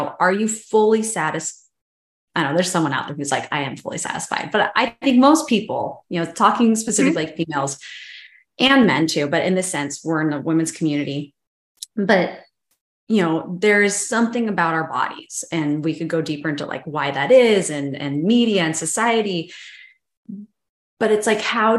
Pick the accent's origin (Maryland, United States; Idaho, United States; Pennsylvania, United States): Idaho, United States; Boise; we love the Boise area, as being like born and raised in the Boise area